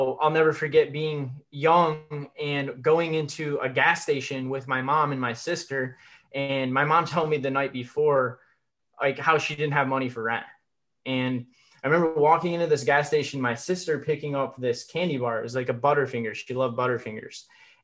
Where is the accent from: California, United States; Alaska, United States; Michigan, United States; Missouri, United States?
Michigan, United States; I was born in Michigan